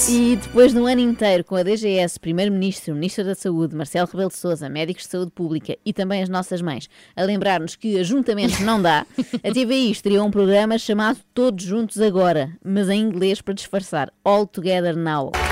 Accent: Jerez, Andalusia, Spain; moved away as an adult; now in Portugal; Na verdade, eu sou de Jerez, minha família toda é de lá. Eu estudo medicina dentária. Entretanto, vim para cá viver.

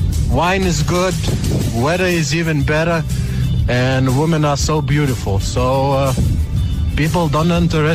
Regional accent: Lithuania; moved away as an adult; now in South Africa; I am from very small country in Eastern Northern Europe. That's called Lithuania. I've been living here for 3 years almost.

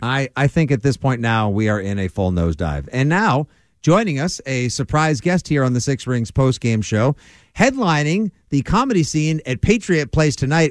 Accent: South Shore, Massachusetts, United States; I'm from the South Shore. We only swear at people we care about.

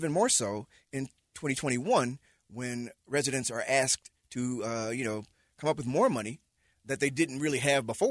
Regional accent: Illinois, United States; now in Utah, United States; I'm from Illinois.

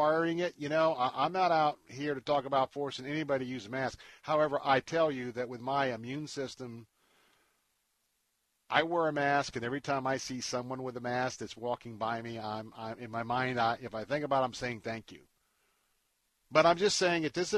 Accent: Florida, United States; for us Flatlanders here, born and raised in Florida

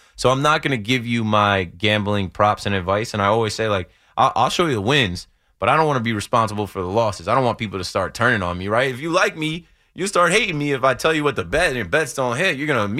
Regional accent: New Jersey, United States; I'm from Jersey, so like, sports gambling in your phone, that was live in Jersey, I feel like, in like 2017.

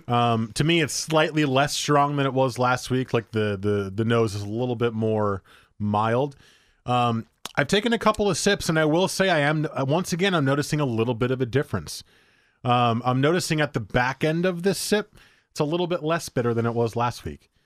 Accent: New Jersey, United States; I grew up in New Jersey

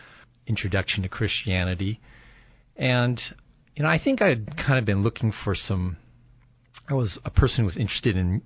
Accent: El Cerrito, California, United States; I grew up here in the Bay Area. I've lived in the Bay Area my whole life. I grew up in a little city called El Cerrito near Berkeley

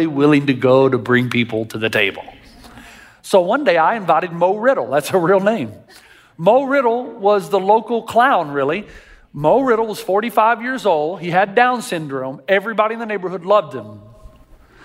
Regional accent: Tennessee, United States; I grew up in Tennessee

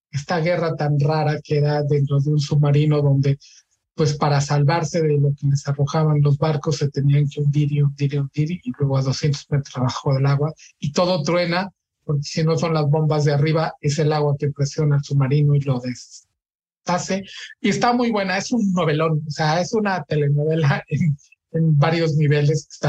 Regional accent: Mexico; No soy tan viejo y soy mexicano.

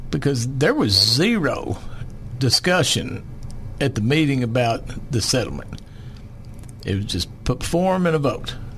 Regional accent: Longmont County, Arkansas, United States; I'm old farm boy. I was raised down in Longmont County on a farm, eight miles down a dirt road

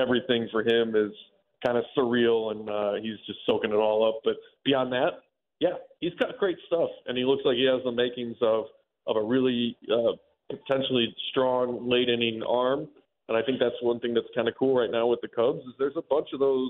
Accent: Chicago, Illinois, United States; when I was a kid growing up in Chicago

